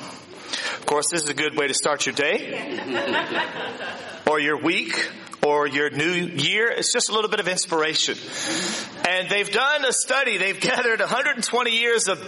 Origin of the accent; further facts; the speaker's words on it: Virginia, United States; now in New Zealand; in my hometown in Virginia